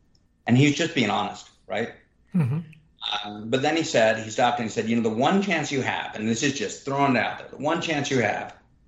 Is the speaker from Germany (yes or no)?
no; Sudan; English is a second language; now in United States; And more importantly, I came here as a refugee to the United States. And I came here from Sudan, where I was a goat herder.